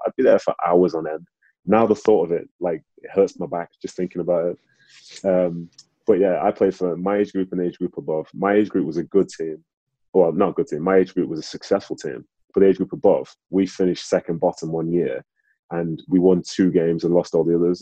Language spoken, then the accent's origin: English; Manchester, North West England, United Kingdom; also born or lived in Nigeria; I was born in Nigeria, came over to England. I was living in Manchester